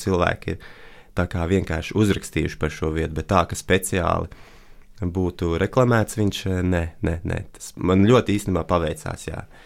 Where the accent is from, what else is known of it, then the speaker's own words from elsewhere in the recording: Riga, Latvia; es no Latvijas, Rīgas